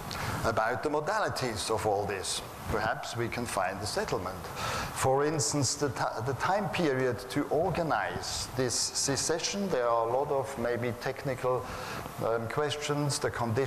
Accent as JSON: {"language": "English", "country": "Switzerland", "said": "I'm from Switzerland."}